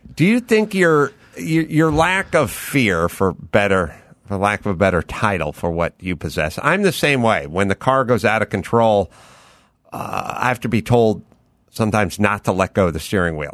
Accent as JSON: {"language": "English", "town": "Los Angeles", "region": "California", "country": "United States", "tie": "born or raised there", "said": "I grew up out here in North Hollywood"}